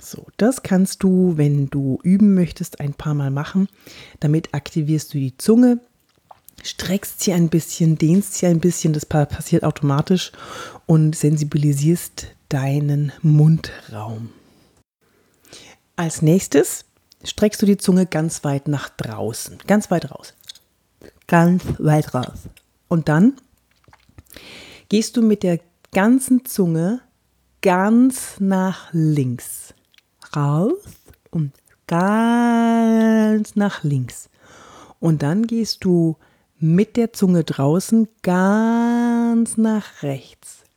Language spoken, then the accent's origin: German; Bavaria, Germany; accent: Franconian; Ja, da hatte ich auch noch einen ganz schlimmen fränkischen Akzent. Ich komme ja aus Franken und äh, da redet man ja so.